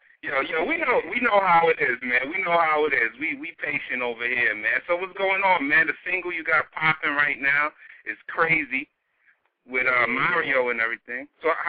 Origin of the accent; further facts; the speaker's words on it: New York, United States; I'm from New York, right? We based in New York.